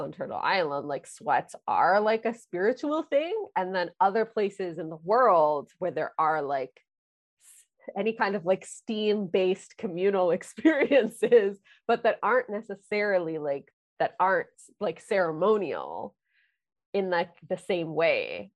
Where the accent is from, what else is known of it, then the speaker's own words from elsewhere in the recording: Kingston, Ontario, Canada; now in Toronto, Canada; I grew up in Kingston, Ontario